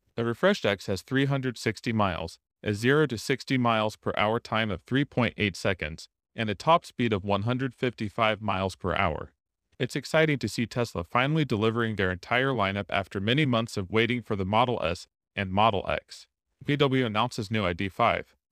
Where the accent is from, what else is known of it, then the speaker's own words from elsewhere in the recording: Tennessee, United States; here in my home state